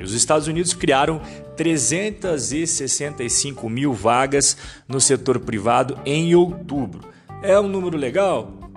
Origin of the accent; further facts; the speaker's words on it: Brazil; eu, como brasileiro